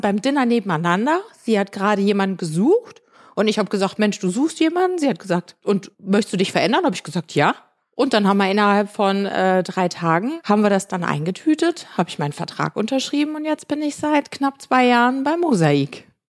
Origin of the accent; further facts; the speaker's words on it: Sauerland, North Rhine-Westphalia, Germany; moved away as an adult; also born or lived in Munich; now in Mauritius; Ich komme aus dem Sauerland, aus einem kleinen Ort im Sauerland